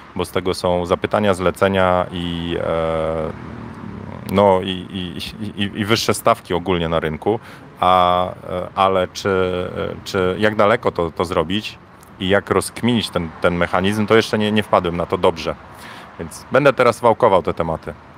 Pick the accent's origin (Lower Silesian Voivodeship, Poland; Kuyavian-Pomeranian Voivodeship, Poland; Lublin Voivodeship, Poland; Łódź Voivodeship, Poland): Kuyavian-Pomeranian Voivodeship, Poland; Bydgoszcz; now in Warsaw, Poland; ja jestem z Bydgoszczy, nie? E, w Bydgoszczy było osiedle Fordon. Ja na osiedlu Bajka mieszkałem w Fordonie.